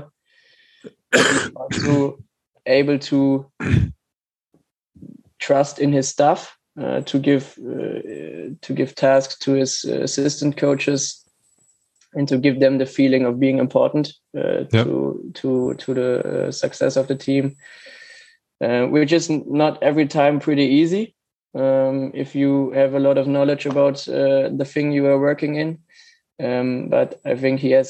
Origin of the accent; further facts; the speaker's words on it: Germany; I'm from Germany